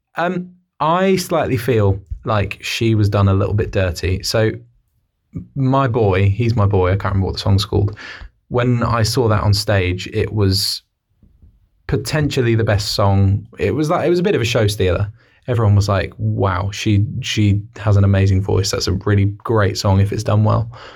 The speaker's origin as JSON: {"language": "English", "town": "Newbury", "region": "South East England", "country": "United Kingdom", "said": "we're from Newbury"}